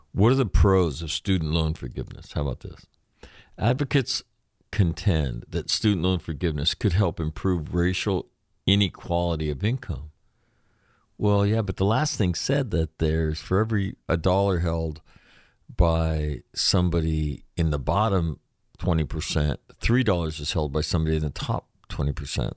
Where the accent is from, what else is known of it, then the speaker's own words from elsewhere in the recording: California, United States; California's other senator, my home state